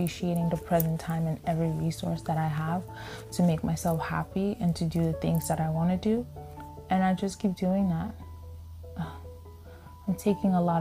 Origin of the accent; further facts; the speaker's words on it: New York City, New York, United States; moved away as an adult; we're originally from Staten Island, but we weren't living in Staten Island anymore. It was the pandemic that brought us back home